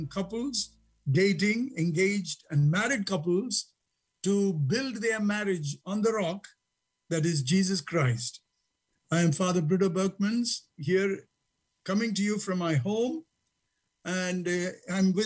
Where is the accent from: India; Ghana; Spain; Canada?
India; moved away as an adult; now in United States; I grew up in India